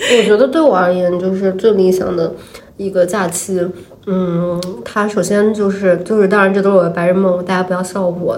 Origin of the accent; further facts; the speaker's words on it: Nantong, Jiangsu, China; moved away; 咱们是南通人啊，我们家那边有一条护城河